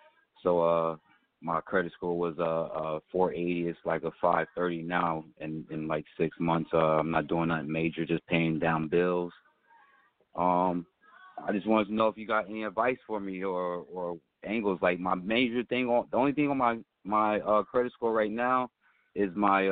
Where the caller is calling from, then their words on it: New Jersey, United States; I'm calling from New Jersey.